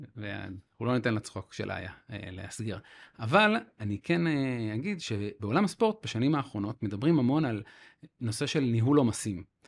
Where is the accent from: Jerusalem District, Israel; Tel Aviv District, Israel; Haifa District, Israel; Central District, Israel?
Haifa District, Israel; Haifa; אני חיפאי